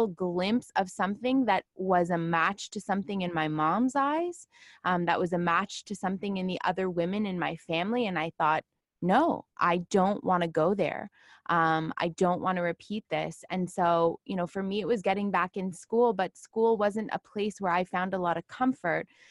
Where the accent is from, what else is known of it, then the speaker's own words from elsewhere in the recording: Toronto, Ontario, Canada; I grew up in Toronto